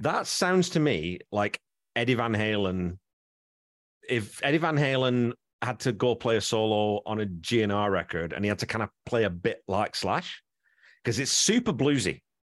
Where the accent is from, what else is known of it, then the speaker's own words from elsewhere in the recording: England, United Kingdom; moved away; I grew up in England